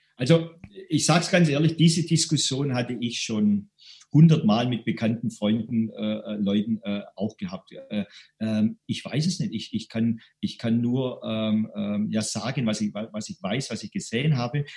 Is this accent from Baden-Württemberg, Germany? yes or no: yes; Stuttgart, Baden-Württemberg, Germany; accent: Swabian; ich bin aus Stuttgart, wie man mal im Schwäbischen hört